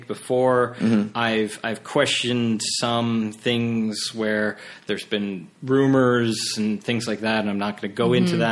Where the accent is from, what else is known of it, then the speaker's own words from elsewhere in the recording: Canada; as a Canadian